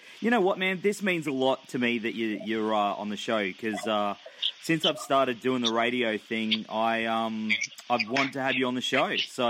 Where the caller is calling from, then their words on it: Gold Coast, Queensland, Australia; I'm on the Gold Coast.